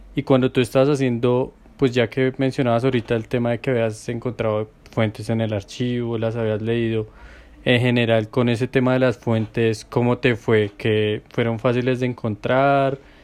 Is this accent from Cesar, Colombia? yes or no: no; Villavicencio, Meta, Colombia; moved away; soy de Villavo